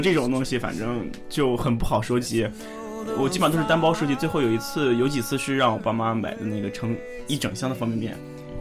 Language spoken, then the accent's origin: Chinese; northern China, China; moved away; 我们来自不同的地方，我是北方，我们山东叫宠物小精灵